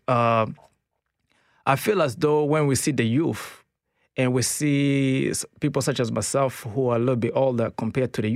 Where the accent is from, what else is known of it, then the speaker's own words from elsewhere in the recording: Kigali, Rwanda; now in Canada; I'm from Rwanda originally. Rwanda, Kigali.